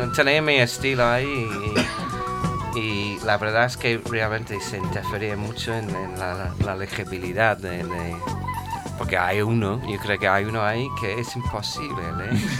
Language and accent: Spanish; England, United Kingdom; Spanish is a second language; now in Madrid, Spain; como era inglés